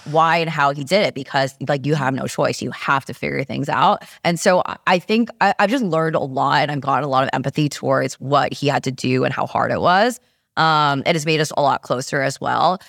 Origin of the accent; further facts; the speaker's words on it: New York, United States; also born or lived in San Francisco; I'm just a New Yorker